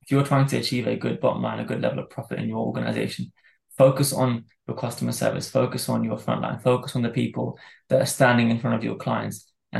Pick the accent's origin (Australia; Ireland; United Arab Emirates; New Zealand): United Arab Emirates; Dubai; I grew up in Dubai in a Muslim country